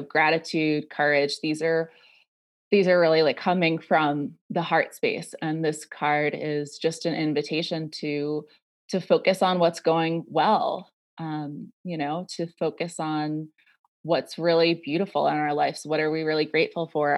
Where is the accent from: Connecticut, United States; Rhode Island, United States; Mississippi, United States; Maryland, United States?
Rhode Island, United States; moved away as an adult; also born or lived in New York City; I grew up in Rhode Island, um, and I moved to New York City when I was eighteen